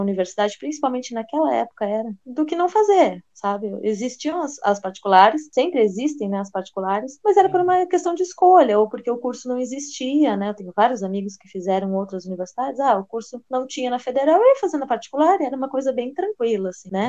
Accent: Rio Grande, Rio Grande do Sul, Brazil; moved away; eu nasci no Rio Grande do Sul

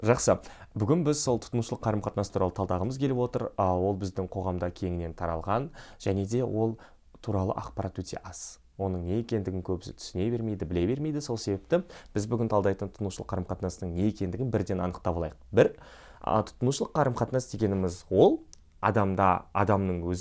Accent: Aral, Kyzylorda Region, Kazakhstan; мен ауылда өстім ә, ауыл болғанда негізі қала деген статусы бар

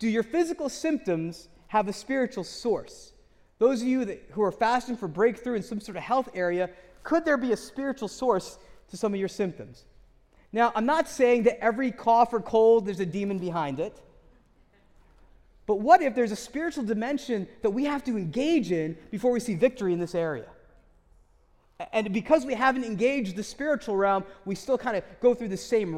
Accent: United States; I grew up in America, in the West, where we have a bias towards scientific rationalism

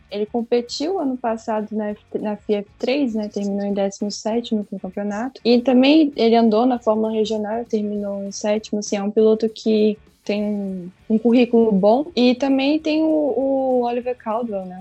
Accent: Brazil; eu sou brasileira

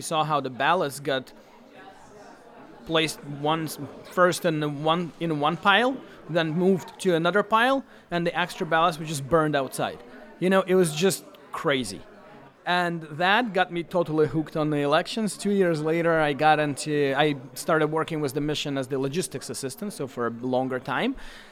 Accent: Belarus; I come from Belarus

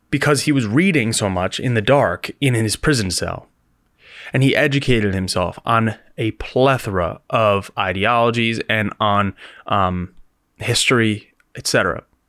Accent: United States; as Americans, we have a very specific viewpoint of race

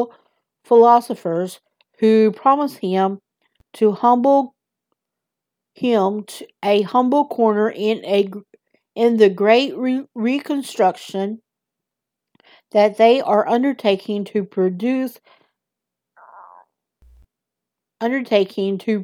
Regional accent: the South, United States; accent: southern; my southern accent

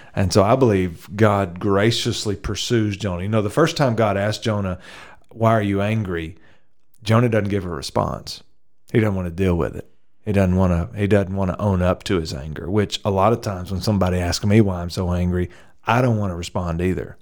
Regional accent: the South, United States; I grew up in the south

